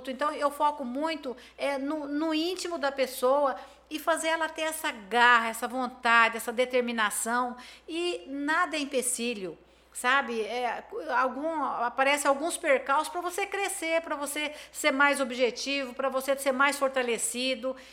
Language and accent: Portuguese; Campo Grande, Mato Grosso do Sul, Brazil; eu sou de Campo Grande, aqui em Campo Grande tem, eu tenho aonde consumir uma mercadoria boa.